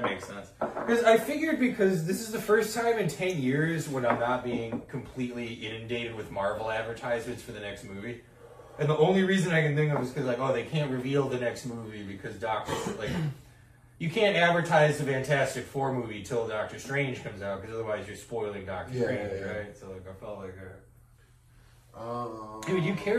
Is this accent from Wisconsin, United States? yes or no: no; Brooklyn, New York, United States; I'm from Brooklyn.